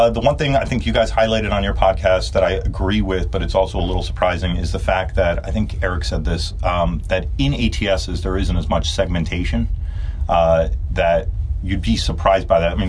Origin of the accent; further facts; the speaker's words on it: New Jersey, United States; now I grew up in North Jersey, so I didn't get to see Bills games.